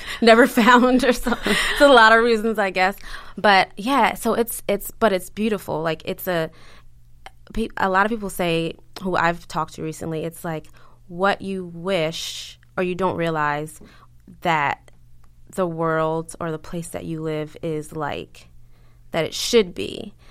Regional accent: Baltimore, Maryland, United States; moved away as an adult; also born or lived in Fort Meade, Maryland / New York / Long Island; I'm from Baltimore

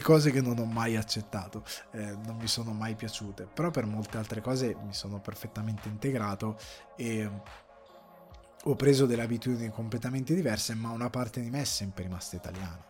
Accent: Italy; moved away; per dieci anni sono stato eh, via dall'Italia, ho preso una decisione ben precisa e sono tornato

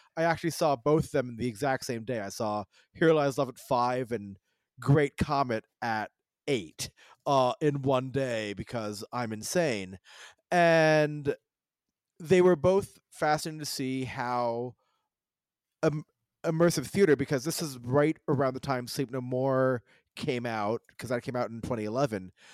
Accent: United States; I was born in America.

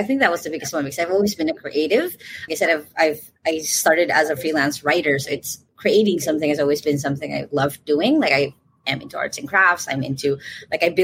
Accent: Philippines; I'm from the Philippines

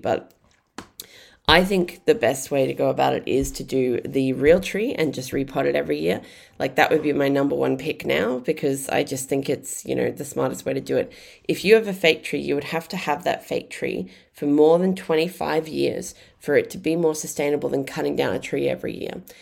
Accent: Brisbane, Queensland, Australia; I grew up in Brisbane

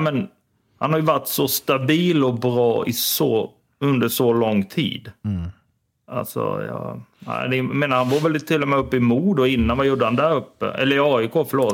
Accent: Tingsryd, Kronoberg County, Sweden; Jag är från Timsö

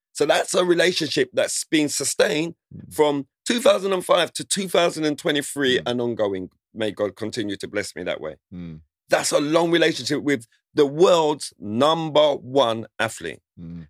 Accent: London, United Kingdom; growing up in Southeast London in Lewisham

